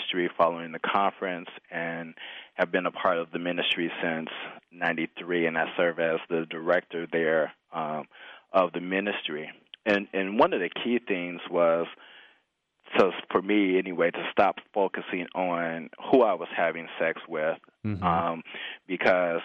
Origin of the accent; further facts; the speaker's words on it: Chicago, Illinois, United States; I grew up in the Midwest in the suburbs of Chicago